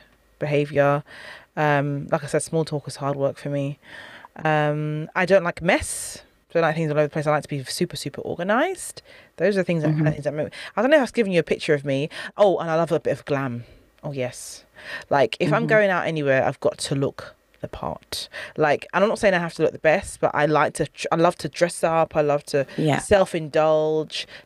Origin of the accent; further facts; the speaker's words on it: United Kingdom; I'm from a Caribbean background. I'm British, though, British born.